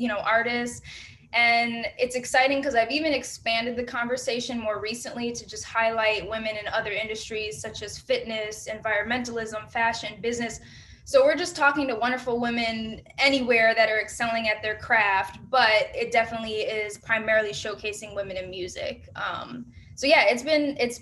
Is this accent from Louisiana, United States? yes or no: no; Detroit, Michigan, United States; moved away as an adult; also born or lived in Los Angeles / Miami / New York; I'm originally from Detroit, Michigan